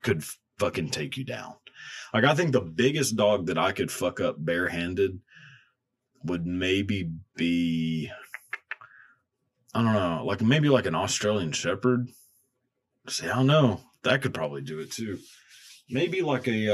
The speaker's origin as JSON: {"language": "English", "region": "Texas", "country": "United States", "tie": "born or raised there", "said": "growing up in Texas"}